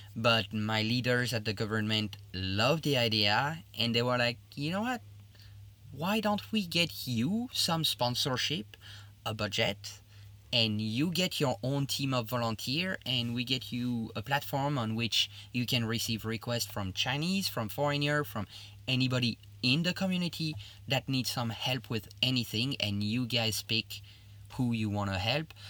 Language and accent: English; Liège, Wallonia, Belgium; English is a second language; moved away as an adult; now in China; I'm originally from Liège in Belgium, which is in the French part of Belgium